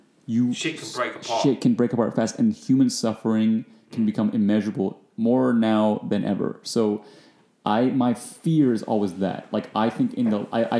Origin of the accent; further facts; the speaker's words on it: United States; as an American